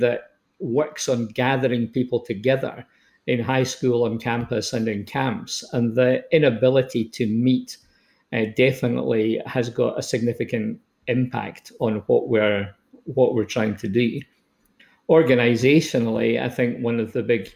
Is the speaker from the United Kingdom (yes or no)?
yes; Scotland, United Kingdom; accent: Scottish; moved away as an adult; also born or lived in Stirling / Edinburgh / New Zealand; now in Canada; You can tell from my accent that I'm from Old Scotia.